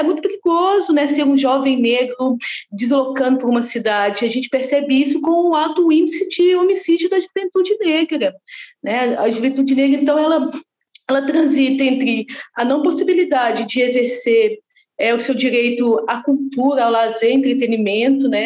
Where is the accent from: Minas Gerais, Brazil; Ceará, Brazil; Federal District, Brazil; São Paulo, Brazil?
Minas Gerais, Brazil; Lagoinha; eu sou nascida e criada ali na Lagoinha